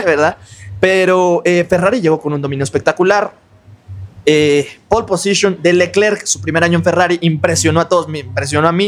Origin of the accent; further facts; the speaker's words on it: Mexico; nosotros como mexicanos